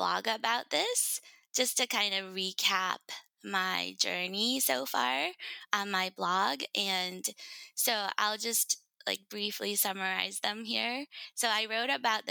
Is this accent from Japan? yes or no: yes; Japan; now in United States; I was born and raised in Japan. I lived a majority of my life in the States, so I consider myself pretty Americanized.